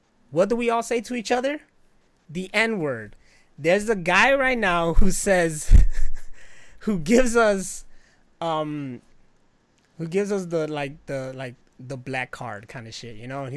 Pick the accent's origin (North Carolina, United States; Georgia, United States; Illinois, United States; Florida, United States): Illinois, United States; Chicago; I'm Puerto Rican, born and raised here in Chicago